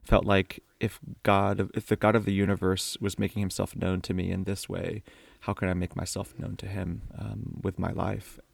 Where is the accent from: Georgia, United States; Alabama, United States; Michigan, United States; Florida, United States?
Florida, United States; Miami; I grew up in Miami, Florida